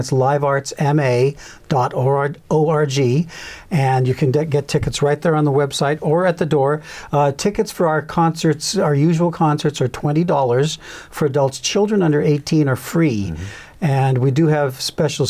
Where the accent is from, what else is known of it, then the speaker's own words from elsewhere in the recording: Canada; I was raised in Canada.